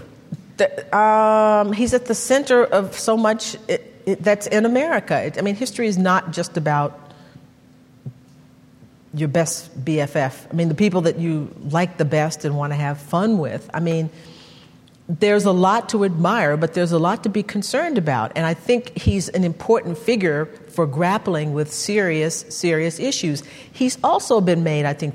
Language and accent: English; Texas, United States; I'm from Texas